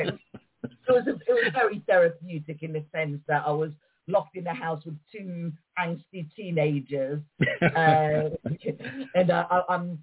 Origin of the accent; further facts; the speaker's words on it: London, United Kingdom; as my parents were Moroccan immigrants and I was born in London. So, I mean, I grew up with a traditional Moroccan upbringing and I speak the language